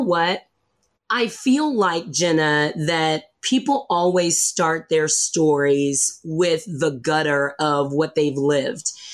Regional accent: the South, United States; I grew up in the South

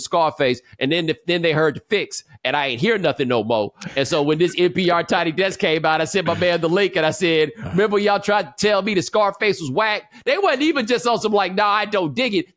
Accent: Houston, Texas, United States; moved away as an adult; also born or lived in Atlanta, Georgia / Claremont, California; I grew up in Houston

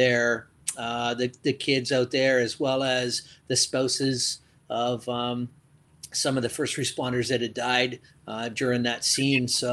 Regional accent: Mount Brydges, Ontario, Canada; also born or lived in London, Ontario; I grew up in Mount Bridges, just outside of London

